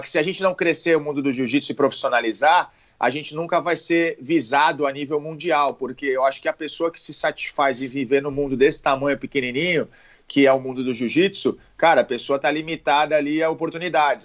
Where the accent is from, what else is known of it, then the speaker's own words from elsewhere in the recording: Santos, São Paulo, Brazil; Eu sou de Santos